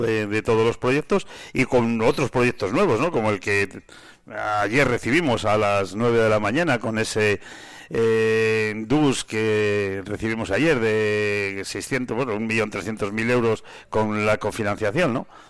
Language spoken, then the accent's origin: Spanish; San Esteban de Gormaz, Castile and León, Spain; yo soy de San Esteban